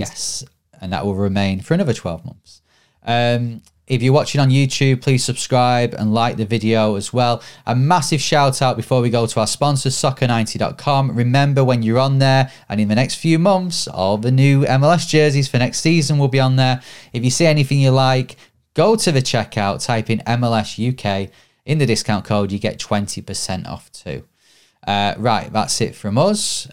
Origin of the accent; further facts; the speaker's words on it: Bury, North West England, United Kingdom; my hometown, Bury